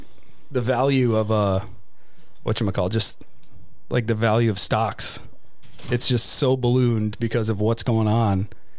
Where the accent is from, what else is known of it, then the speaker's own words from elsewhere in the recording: New York, United States; I was born in New York.